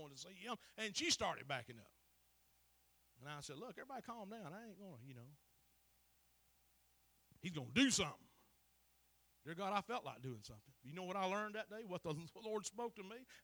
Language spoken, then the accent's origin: English; Chattooga County, Georgia, United States; I'm from Chattooga County.